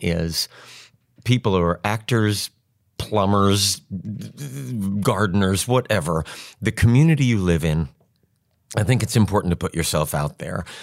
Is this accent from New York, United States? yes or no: yes; New York, United States; moved away as an adult; also born or lived in Chicago; now in Indianapolis, United States; I'm from New York, and I had never been to the Midwest.